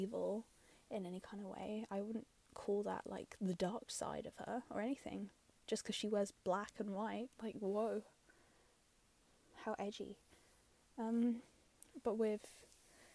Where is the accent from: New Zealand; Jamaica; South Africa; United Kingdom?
United Kingdom; London; I'm from London